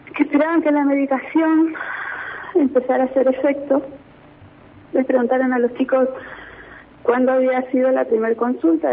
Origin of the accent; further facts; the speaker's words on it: Buta Ranquil, Neuquén, Argentina; soy de Butarranquil